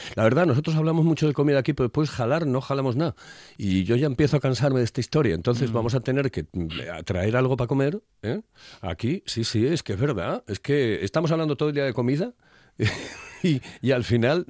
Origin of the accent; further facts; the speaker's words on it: Asturias, Spain; los asturianos